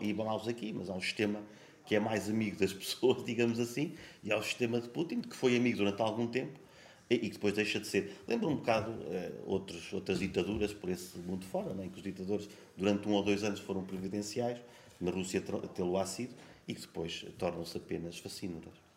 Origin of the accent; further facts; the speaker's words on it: Sabugal, Portugal; moved away as an adult; also born or lived in Lisbon; now in Terceira, Portugal; eu sou, sou do Sebogal, a minha terra, mas eu nunca me senti verdadeiramente lá